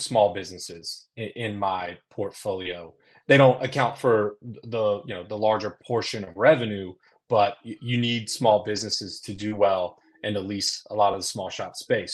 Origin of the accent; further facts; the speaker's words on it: Concord, North Carolina, United States; I grew up in Concord, North Carolina